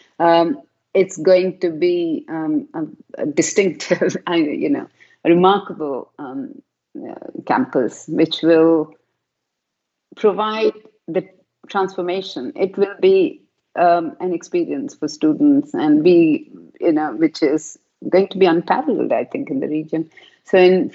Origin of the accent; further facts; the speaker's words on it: South India, India; moved away as an adult; now in United Kingdom; I was raised in a very traditional South Indian culture myself